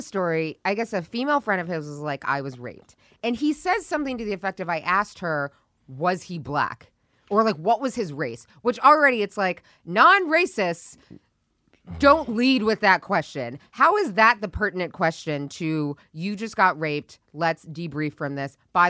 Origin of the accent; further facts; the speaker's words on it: Northern Ireland, United Kingdom; I grew up in Northern Ireland in the Troubles, which is capitalized.